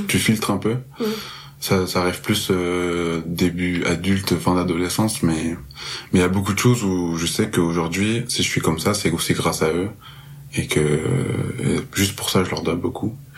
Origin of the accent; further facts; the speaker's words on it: Marseille, Provence-Alpes-Côte d'Azur, France; moved away as an adult; now in Montreal, Canada; je suis originaire de Marseille. Euh, là, je suis à Montréal depuis très peu.